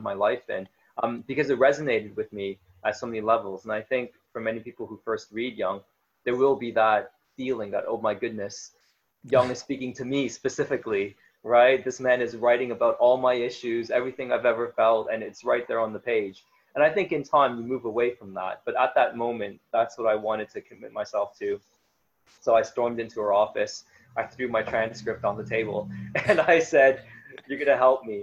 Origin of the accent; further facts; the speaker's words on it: Toronto, Ontario, Canada; I grew up in Canada, Toronto, Ontario, Canada, to be more precise